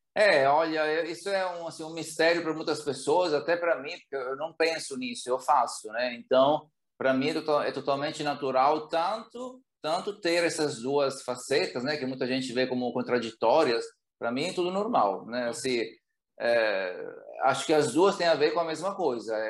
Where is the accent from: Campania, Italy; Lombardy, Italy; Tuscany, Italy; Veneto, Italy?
Lombardy, Italy; Bergamo; Portuguese is a second language; moved away as an adult; now in Brazil; Bergamo, né, que é a cidade onde eu cresci